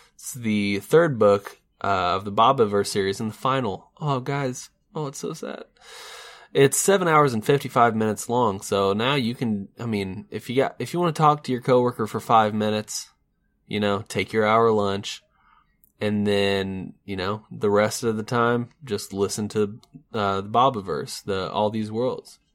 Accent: United States; as an American

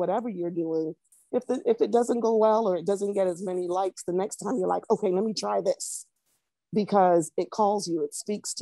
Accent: Barbados; also born or lived in Jamaica; now in South Florida, United States; Originally Barbados. I was born in Jamaica, but I'm not Jamaican. I was raised in Barbados

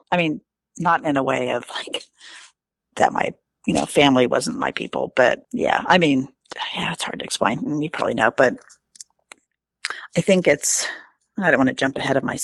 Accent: New York, United States; born there; And I'm like, oh my gosh, I was born in New York.

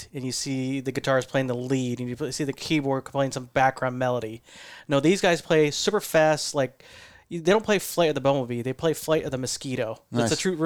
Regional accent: Ohio, United States; moved away; I'm from Ohio

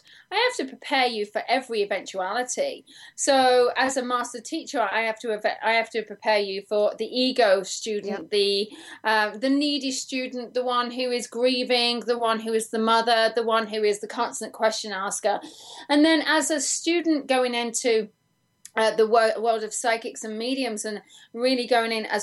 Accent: England, United Kingdom; now in United States; I'm English

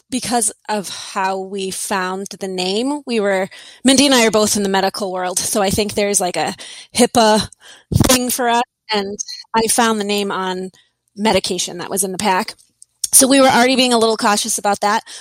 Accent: Amesbury, Massachusetts, United States; This guy's from Amesbury, Mass, and I'm from Amesbury, Mass.

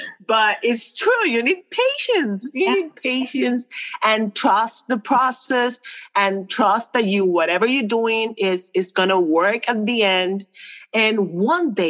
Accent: Puerto Rico; first language Spanish; English is a second language; I'm from Puerto Rico. I'm a Latina

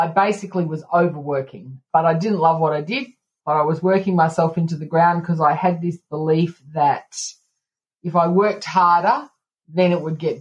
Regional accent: Canberra, Australian Capital Territory, Australia; I am from Canberra, Australia

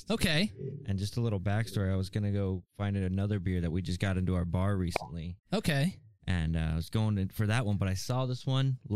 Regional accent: California, United States; because we're from California and we've kind of been talking about how loose we are out here.

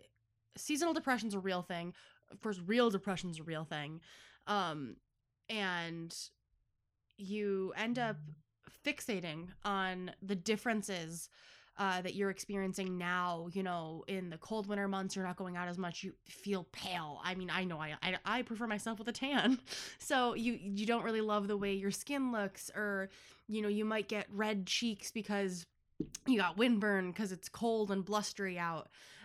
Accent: Buffalo, New York, United States; accent: Buffalo; Wow, I really sound like I'm from Buffalo.

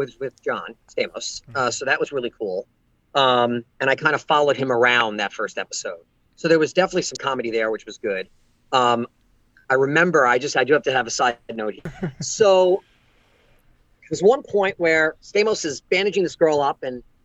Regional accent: Long Island, New York, United States; I'm from Long Island. I know how people talk, all right, all the time. This is what I grew up with.

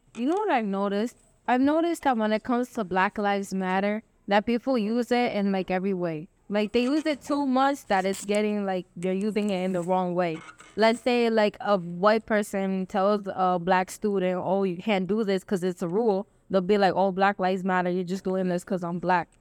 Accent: Dominican Republic; I'm Dominican

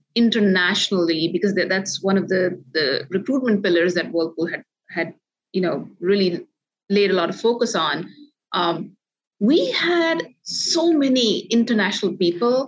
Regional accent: India; moved away; growing up in India where there's a multilingual environment

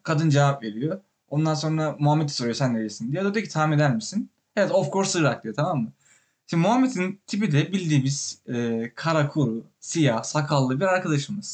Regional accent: Turkey; moved away

